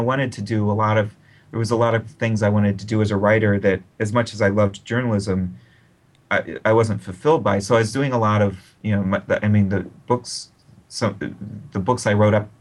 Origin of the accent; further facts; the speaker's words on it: Akron, Ohio, United States; write for my hometown newspaper